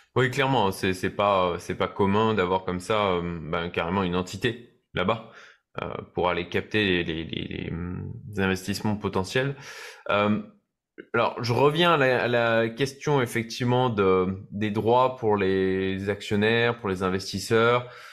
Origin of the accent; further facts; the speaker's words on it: France; en tant que Français